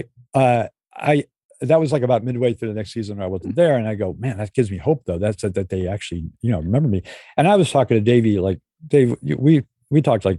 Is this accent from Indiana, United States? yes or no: no; New York City, New York, United States; It's like New York City. I grew up in New York City.